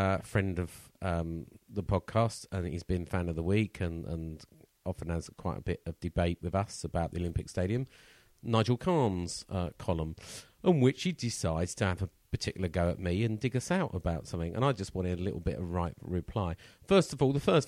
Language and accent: English; Surrey, South East England, United Kingdom; I was born in Surrey.